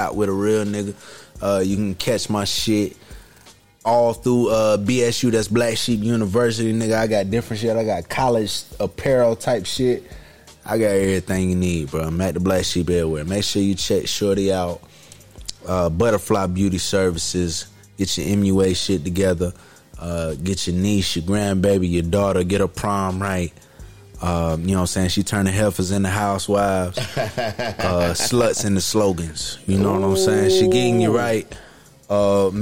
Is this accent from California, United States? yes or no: no; Durham, North Carolina, United States; also born or lived in Southern Pines, North Carolina; now in Fayetteville, United States; I was born in Durham. I was born in Durham. Like 8 Austin Court, bro. That's my fucking address where I came up under